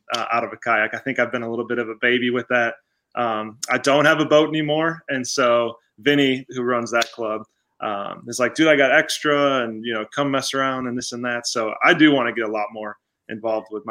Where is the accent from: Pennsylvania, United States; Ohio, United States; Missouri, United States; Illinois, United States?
Illinois, United States; Arlington Heights; I grew up in Arlington Heights, and my wife's originally from Evanston, Illinois.